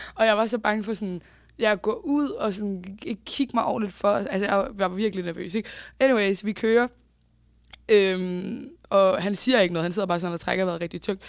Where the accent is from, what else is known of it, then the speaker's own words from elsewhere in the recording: Bagsværd, Capital Region of Denmark, Denmark; jeg er jo fra Bagsvær